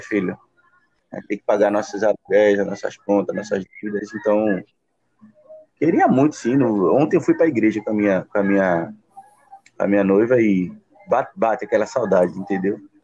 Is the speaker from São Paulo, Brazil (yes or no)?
yes; São Paulo, Brazil; now in Pernambuco, Brazil; fui nascido e criado em São